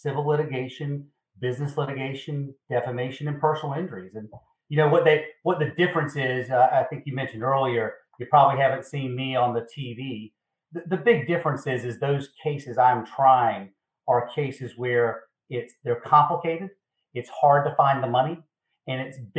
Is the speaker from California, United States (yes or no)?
no; Eastern North Carolina, United States; moved away as an adult; now in South Carolina, United States; I'm originally from Eastern North Carolina